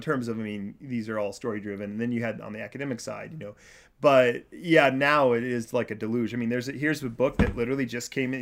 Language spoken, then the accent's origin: English; Kansas, United States; I am from Kansas